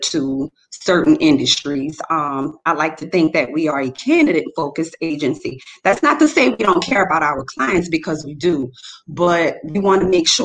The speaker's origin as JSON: {"language": "English", "town": "New Orleans", "region": "Louisiana", "country": "United States", "said": "I'm from New Orleans"}